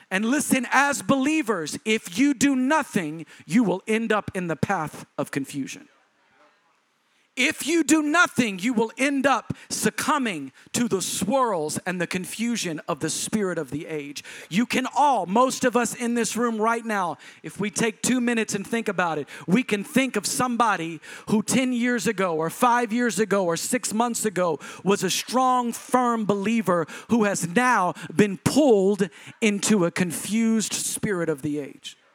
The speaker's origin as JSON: {"language": "English", "region": "Texas", "country": "United States", "said": "because I'm a Southerner and people from Texas go to church."}